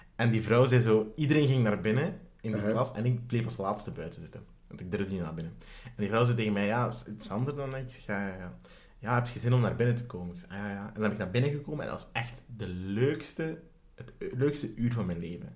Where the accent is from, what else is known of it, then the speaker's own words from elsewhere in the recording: Sint-Niklaas, Flanders, Belgium; ik ben opgegroeid in Sint-Niklaas